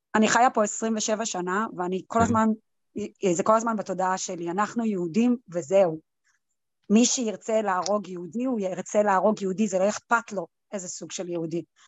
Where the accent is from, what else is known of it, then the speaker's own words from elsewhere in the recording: Israel; now in United States; בתור ישראלית